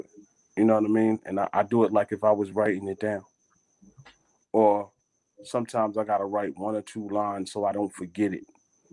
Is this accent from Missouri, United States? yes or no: no; New York City, New York, United States; growing up in Brooklyn. You know what I'm saying? I'm originally from Flatbush, Brooklyn, so you know, West Indian background